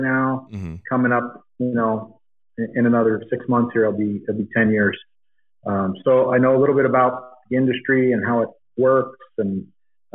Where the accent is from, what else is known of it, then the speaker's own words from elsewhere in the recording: Eastern Pennsylvania, United States; moved away as an adult; now in Arizona, United States; I grew up in Eastern Pennsylvania